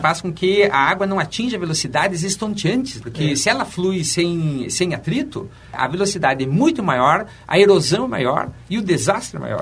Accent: Brazil; nós brasileiros

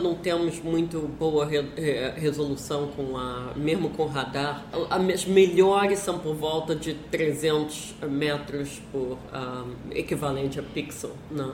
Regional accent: Brazil; moved away; na época que eu saí do Brasil

